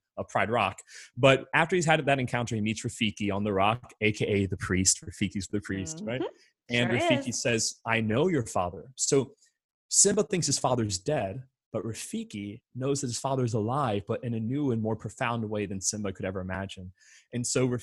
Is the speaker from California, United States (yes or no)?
no; Orlando, Florida, United States; I'm born and raised in the Diocese of Orlando